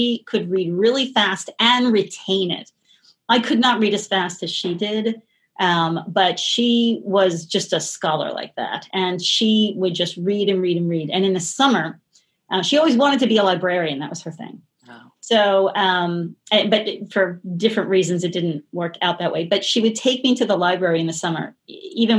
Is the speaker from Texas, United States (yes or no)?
no; Philadelphia, Pennsylvania, United States; I grew up in Philadelphia, outside of Philadelphia